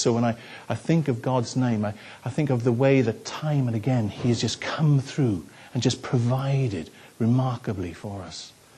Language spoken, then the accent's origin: English; the Welsh Valleys, Wales, United Kingdom; I grew up in the Welsh Valleys